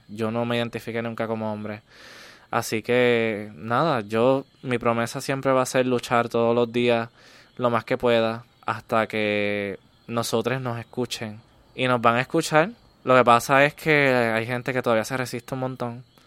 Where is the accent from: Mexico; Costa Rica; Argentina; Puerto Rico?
Puerto Rico; Comerío; vengo de Comerío, un pueblo ultraconservador.